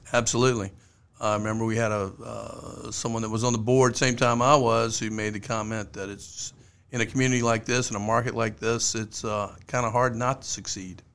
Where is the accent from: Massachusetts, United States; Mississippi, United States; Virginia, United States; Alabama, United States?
Virginia, United States; Richmond; I grew up in Richmond. In Richmond, you were either a Redskin fan or a Cowboy fan